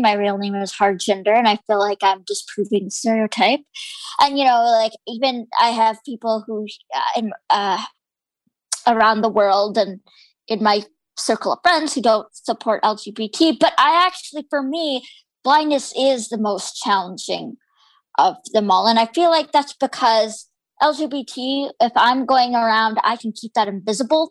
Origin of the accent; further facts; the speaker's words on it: Canada; My parents were born in India and immigrated to Canada, and I was born here